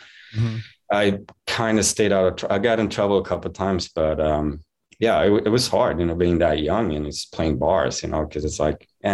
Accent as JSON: {"language": "English", "town": "Varberg", "region": "Halland County", "country": "Sweden", "tie": "born or raised there", "moved": "yes", "said": "I was born and raised in Varberg, Sweden"}